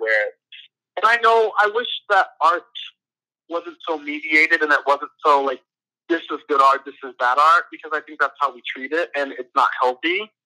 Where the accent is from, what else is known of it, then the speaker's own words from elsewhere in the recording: Atlanta, Georgia, United States; moved away as an adult; also born or lived in San Bernardino, California; now in Philadelphia, United States; I'm from Atlanta, Georgia, but I was born in San Bernardino, California.